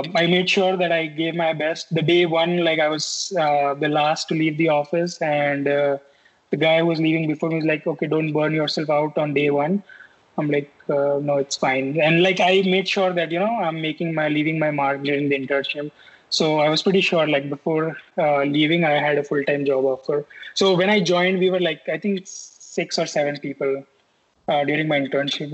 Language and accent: English; Rajasthan, India; moved away as an adult; also born or lived in Pune / Mumbai; now in United States; I stayed in small place in Rajasthan, my hometown.